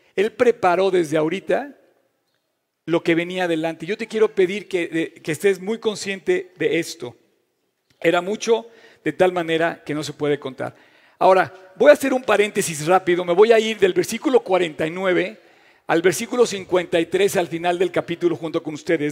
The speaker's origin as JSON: {"language": "Spanish", "country": "Mexico", "said": "ser mexicano"}